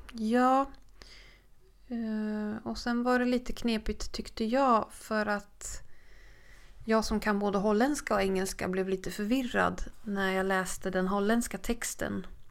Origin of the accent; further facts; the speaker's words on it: Sweden; vi var från Sverige